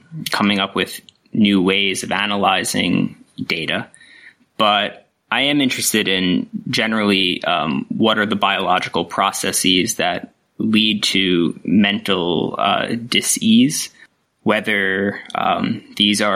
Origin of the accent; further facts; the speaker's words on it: upstate New York, United States; moved away as an adult; now in Australia; My background is I grew up in New York, not the city part for the international audience, but way upstate, more closer to the Canadian border